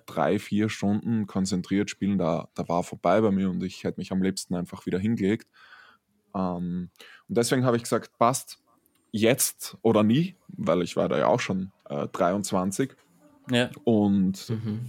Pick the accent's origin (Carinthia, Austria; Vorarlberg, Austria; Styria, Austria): Styria, Austria; einer der größten Zeitungen in der Steiermark, ähm, habe ich einmal eine komplette Seite bekommen als Steirer des Tages.